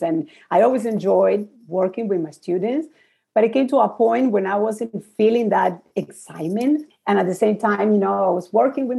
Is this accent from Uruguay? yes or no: yes; Uruguay; moved away; I'm from Uruguay originally, so I would go to my country